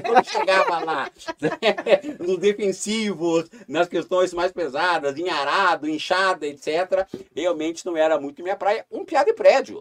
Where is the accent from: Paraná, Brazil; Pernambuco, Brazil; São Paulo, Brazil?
Paraná, Brazil; Curitiba; moved away as an adult; now in Foz do Iguaçu, Brazil; eu nasci em Curitiba, estou aqui é, já há 31 anos, 32 anos, 33 anos, eu vim para cá com 19 para 20 anos